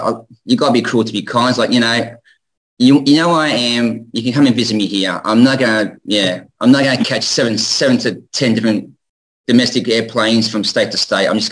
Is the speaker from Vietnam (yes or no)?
no; Australia; how we say in Australia